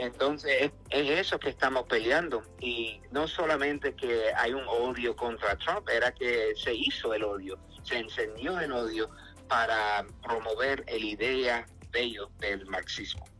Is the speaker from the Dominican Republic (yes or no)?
no; New York, United States; first language English; Spanish is a second language; soy medio americanizado porque nací en Nueva York, eh, nací hablando inglés en la casa